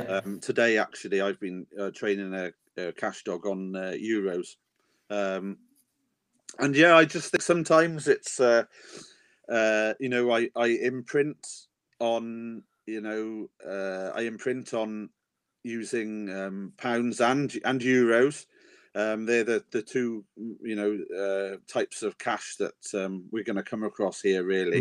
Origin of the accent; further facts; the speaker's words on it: Wales, United Kingdom; I am a Welshman, mm-hmm. and in Wales, the real men we are rugby men